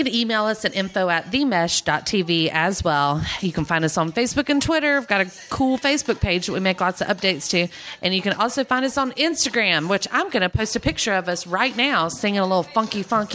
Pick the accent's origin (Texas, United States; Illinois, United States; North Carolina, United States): North Carolina, United States; we grew up in North Carolina